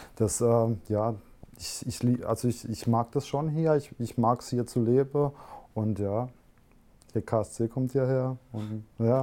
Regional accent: Helmlingen, Baden-Württemberg, Germany; Ich komme halt aus dem Kaff, so, aus Helmlinger

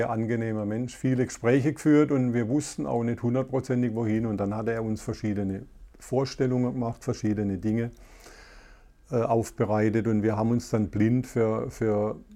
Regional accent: Karlsruhe, Baden-Württemberg, Germany; Karlsruhe Umgebung. Und gerade die Umgebung ist ja extrem toll. Wir haben Elsass, Frankreich

